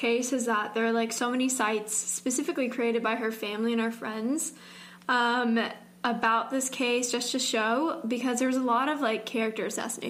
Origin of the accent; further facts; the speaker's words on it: Georgia, United States; … and I, we can talk about this because we're both from Georgia.